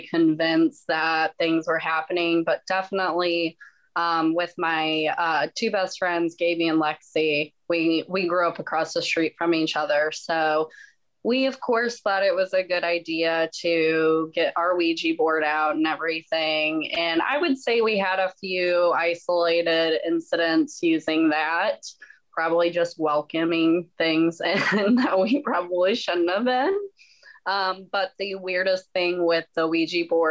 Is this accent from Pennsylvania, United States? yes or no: no; St. Louis, Missouri, United States; I'm from St. Louis.